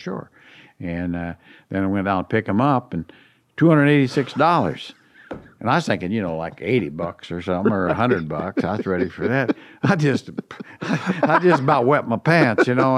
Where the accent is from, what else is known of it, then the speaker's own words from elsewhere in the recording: Indiana, United States; moved away; growing up in Indiana